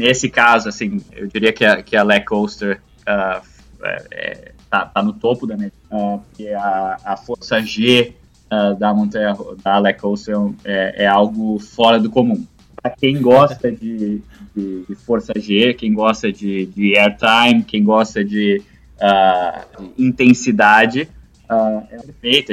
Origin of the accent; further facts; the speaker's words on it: Brazil; moved away; eu como, como né, brasileiro de, de nascença